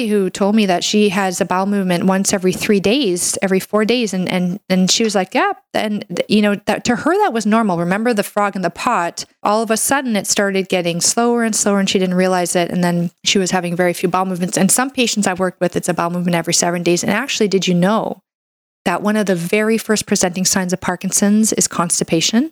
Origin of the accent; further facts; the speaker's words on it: Canada; I'm a Canadian medical doctor